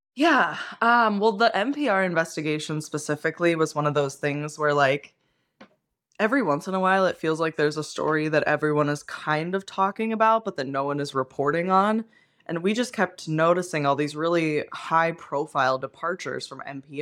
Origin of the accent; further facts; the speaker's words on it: Pennsylvania, United States; moved away; I grew up in Pennsylvania, which means that we ate like pork roll